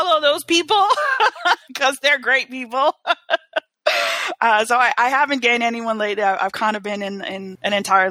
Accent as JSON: {"language": "English", "town": "New York City", "region": "New York", "country": "United States", "also_born_or_lived": "South Florida", "moved": "yes", "lives_now": "Atlanta, United States", "said": "I'm from the Bronx originally"}